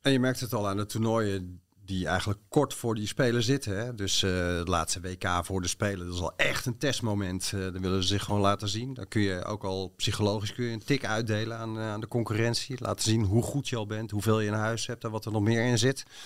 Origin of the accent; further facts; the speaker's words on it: Bodegraven, South Holland, Netherlands; in de, buurt van Bodegraven, waar ik ben opgegroeid